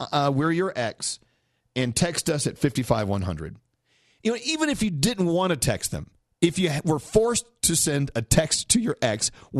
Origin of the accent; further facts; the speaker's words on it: New York, United States; I'm from New York, but I'm not a celebrity, so okay.